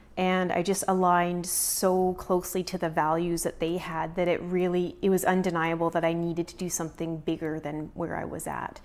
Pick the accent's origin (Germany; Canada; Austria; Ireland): Canada; Prince George, British Columbia; also born or lived in Kelowna / Vernon; We're both from Prince George